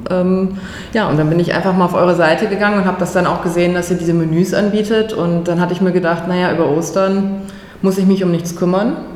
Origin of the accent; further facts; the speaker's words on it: Bremen, Germany; now in Berlin, Germany; bin ursprünglich aus Bremen, hab dort, äh, ja, bin dort aufgewachsen, bin zur Schule gegangen, habe dort studiert, Biologie, bin dann äh, für die Promotion nach Berlin gezogen, vor jetzt mittlerweile 15 Jahren.